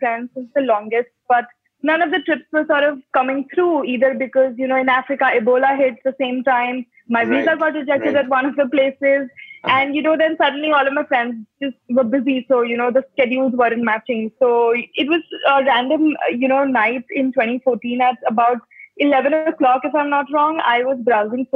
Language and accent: English; Bhilwara, Rajasthan, India; now in Mumbai, India; I am originally from Bhilwara. It's a town in Rajasthan, but at the moment I'm living in Bombay.